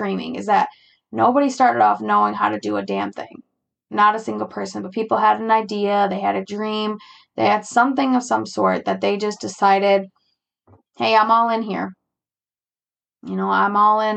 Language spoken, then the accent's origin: English; United States; I'm an American